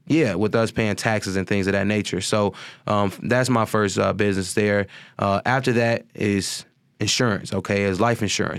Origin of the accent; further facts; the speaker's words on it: Chicago, Illinois, United States; also born or lived in California; I was raised in High Park from, you know, I would say, like, nine to, you know, at least when I was nineteen when I had finally moved out